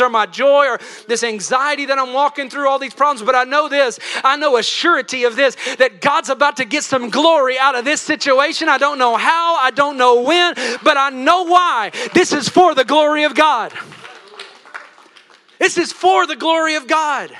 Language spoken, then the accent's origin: English; Tennessee, United States; I'm from Tennessee. They got some hot preaching